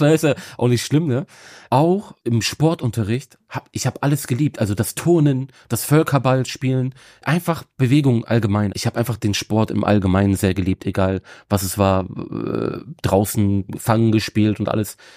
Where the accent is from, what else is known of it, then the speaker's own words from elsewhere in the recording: Bremen, Germany; ich bin in Bremen geboren und aufgewachsen. Also Bremen ist so meine Heimatstadt